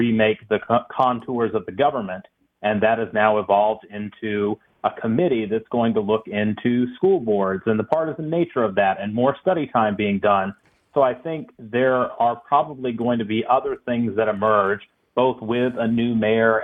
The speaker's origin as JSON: {"language": "English", "area": "Henry County", "region": "Georgia", "country": "United States", "tie": "born or raised there", "said": "is where I grew up in down in Henry County"}